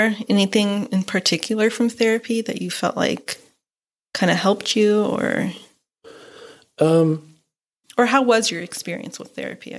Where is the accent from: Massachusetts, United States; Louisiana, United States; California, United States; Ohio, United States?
California, United States; moved away as an adult; now in Missouri, United States; I moved from California to Missouri.